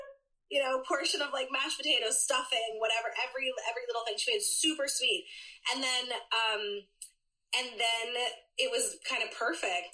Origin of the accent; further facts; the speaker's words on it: Philadelphia, Pennsylvania, United States; I am a true Philadelphian. I was born and raised here in the Northeast Philly.